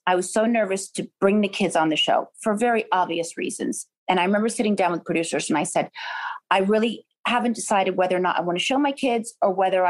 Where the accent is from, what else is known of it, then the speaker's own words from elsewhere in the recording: New York, United States; now in California, United States; I'm a New Yorker. I love New York so much. But now having kids, I think it's easier, you know, for them in California.